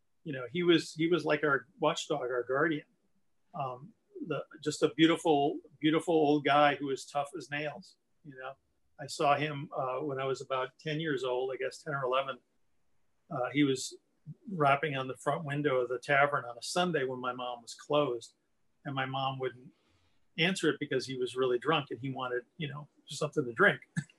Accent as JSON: {"language": "English", "town": "Milwaukee", "region": "Wisconsin", "country": "United States", "tie": "born or raised there", "said": "Southside, Milwaukee. Yeah. We were right across."}